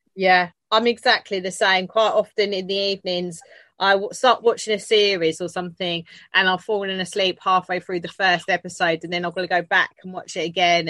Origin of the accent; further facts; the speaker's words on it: Canada; as a Canadian